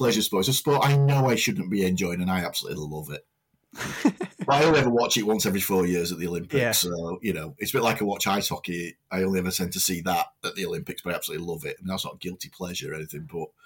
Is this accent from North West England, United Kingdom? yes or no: yes; Delph, North West England, United Kingdom; in Delft, the village I grew up in Sadworth